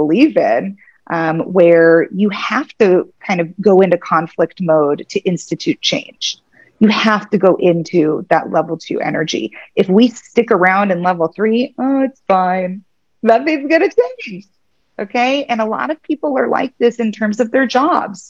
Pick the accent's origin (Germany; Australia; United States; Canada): United States; Kansas City; moved away as an adult; also born or lived in San Diego; I'm in Kansas City now. This is my hometown. I left Kansas when I went to law school